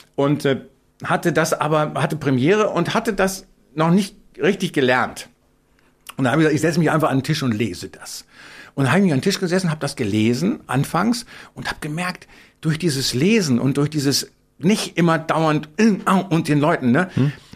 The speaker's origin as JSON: {"language": "German", "town": "Bielefeld", "region": "North Rhine-Westphalia", "country": "Germany", "tie": "born or raised there", "moved": "yes", "said": "bin ich in Bielefeld ja geboren und habe lange gelebt"}